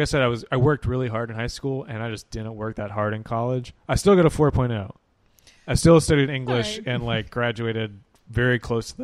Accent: Hoover, Alabama, United States; also born or lived in Tampa area, Florida; we moved to, as a family, moved to Hoover when I was 8 years old

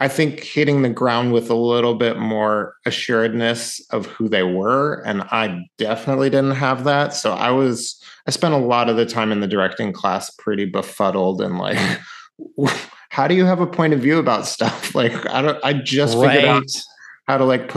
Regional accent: Mill Valley, California, United States; moved away as an adult; also born or lived in North Carolina; I grew up in Mill Valley, California

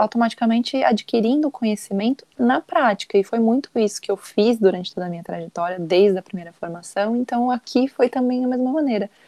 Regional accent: Brazil; now in Portugal; como brasileiro

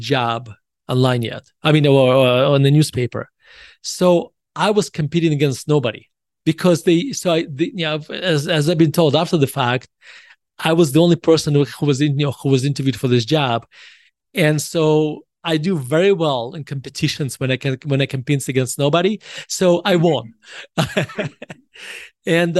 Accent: Russia; moved away as an adult; now in United States; I was born in Russia and I moved to the United States in 1991. I was 18 years old

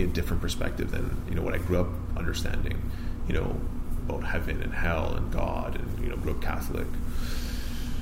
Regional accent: Vaughan, Ontario, Canada; I grew up here in Vaughan, north of Toronto

